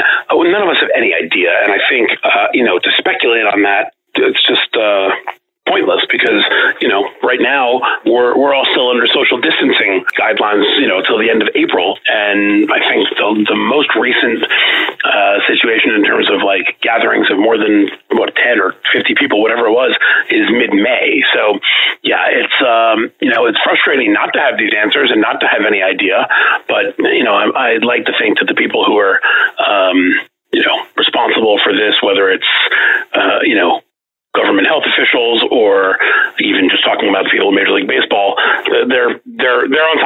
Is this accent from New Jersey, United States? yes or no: no; New York City, New York, United States; I'm a native New Yorker. I grew up in Manhattan